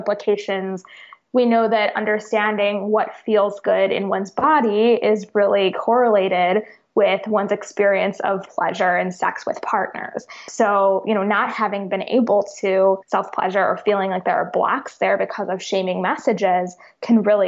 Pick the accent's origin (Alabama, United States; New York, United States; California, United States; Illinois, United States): Illinois, United States; Chicago; moved away; also born or lived in the South; I grew up in Chicago